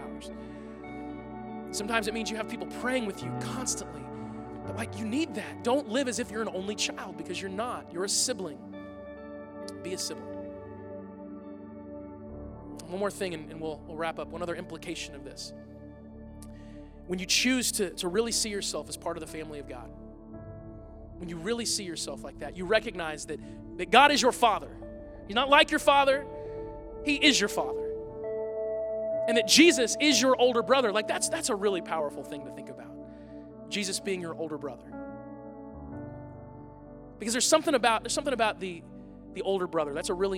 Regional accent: United States; American Christians

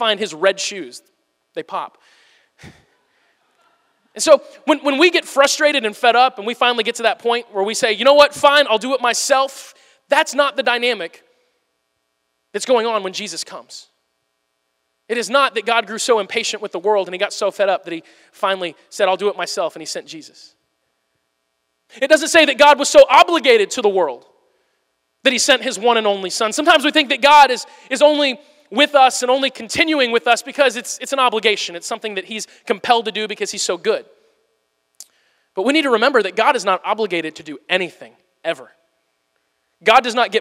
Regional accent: Missouri, United States; my family, we're from Missouri.

